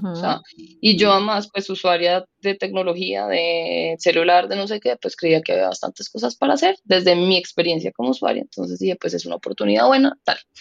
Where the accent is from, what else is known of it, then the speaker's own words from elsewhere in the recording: Colombia; una mujer colombiana de 35 años